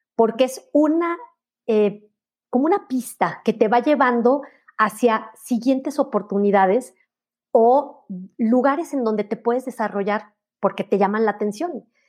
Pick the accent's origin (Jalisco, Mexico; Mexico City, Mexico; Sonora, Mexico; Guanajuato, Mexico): Guanajuato, Mexico; León; mi ciudad natal, en León